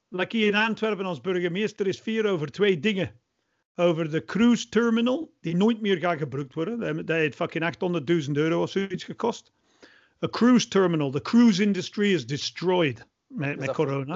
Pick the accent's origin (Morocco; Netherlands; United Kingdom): United Kingdom; England; Dutch is a second language; now in Belgium; ik blijf Engelsman